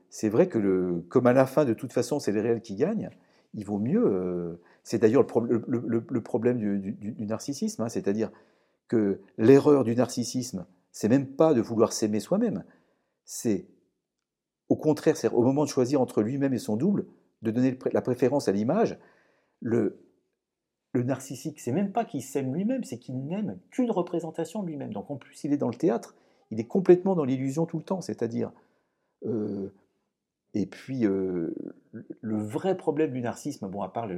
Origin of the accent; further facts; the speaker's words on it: Lyon, Auvergne-Rhône-Alpes, France; je suis lyonnais